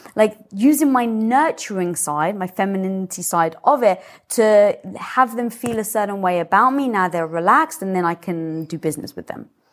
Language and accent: English; United Kingdom; moved away; being British